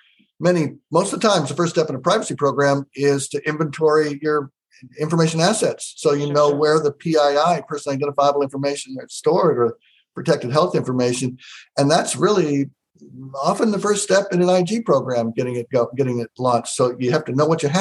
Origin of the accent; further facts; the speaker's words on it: Iowa, United States; I was born and raised in Iowa